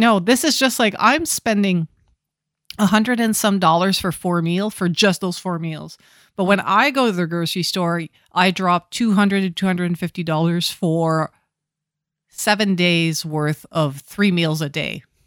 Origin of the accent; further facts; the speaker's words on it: Ottawa, Ontario, Canada; growing up in Ottawa